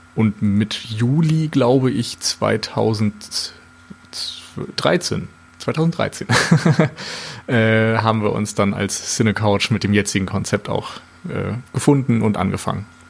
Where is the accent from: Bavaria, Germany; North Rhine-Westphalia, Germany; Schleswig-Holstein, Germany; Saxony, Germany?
Schleswig-Holstein, Germany; Flensburg; also born or lived in Mainz; now in Hamburg, Germany; Ich komme ursprünglich aus Flensburg